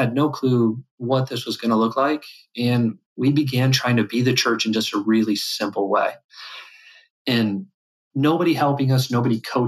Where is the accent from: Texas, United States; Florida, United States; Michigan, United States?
Michigan, United States; West; I grew up here in West Michigan.